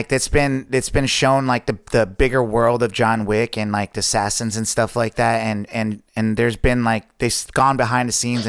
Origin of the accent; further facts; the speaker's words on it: New York City, New York, United States; I was born in Staten Island